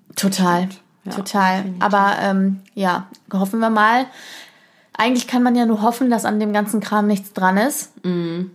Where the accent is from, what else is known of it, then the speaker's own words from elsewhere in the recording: Germany; bei uns in Deutschland